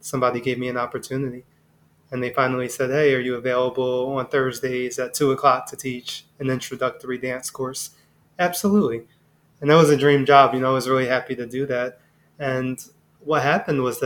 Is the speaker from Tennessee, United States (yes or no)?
no; Philadelphia, Pennsylvania, United States; I'm born and raised in Philadelphia